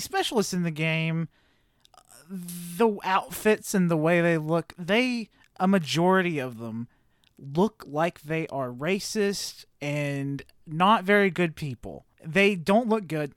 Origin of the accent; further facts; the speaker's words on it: the South, United States; Growing up in the South